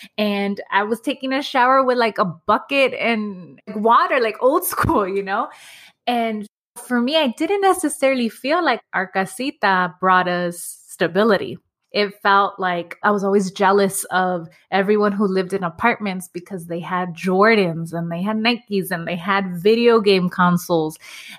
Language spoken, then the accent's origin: English; Los Angeles, California, United States; I grew up in Los Angeles. I grew up in Echo Park.